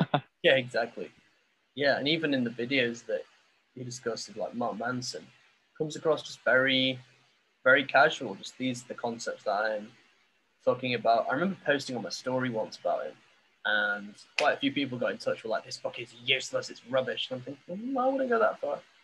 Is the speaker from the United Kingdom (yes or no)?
yes; England, United Kingdom; now in Vietnam; I'm still from England